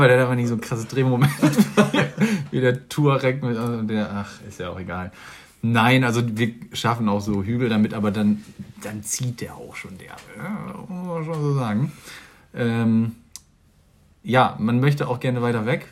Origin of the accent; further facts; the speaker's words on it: Germany; wir sind Deutsch